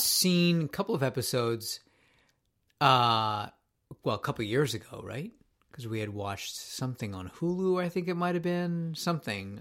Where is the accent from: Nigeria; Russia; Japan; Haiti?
Japan; moved away; I grew up in Japan